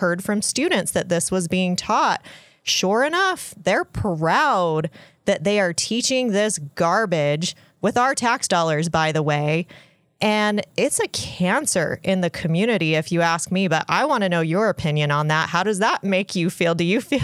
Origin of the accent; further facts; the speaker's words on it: Utah, United States; I grew up essentially in Utah